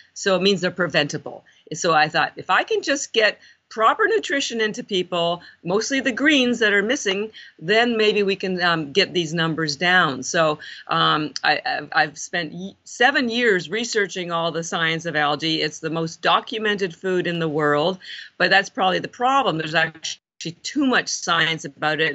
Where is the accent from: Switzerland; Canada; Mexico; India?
Canada; moved away as an adult; now in Boston, United States; I'm actually Canadian